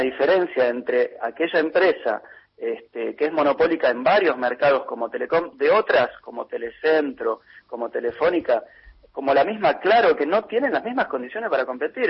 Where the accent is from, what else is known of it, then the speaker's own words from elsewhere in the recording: Argentina; los argentinos ganamos en pesos y pagamos en pesos